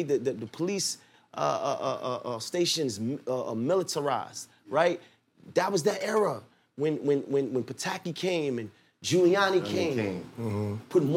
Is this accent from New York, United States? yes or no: yes; New York City, New York, United States; I'm from Clifton between Nostrand and Marcy.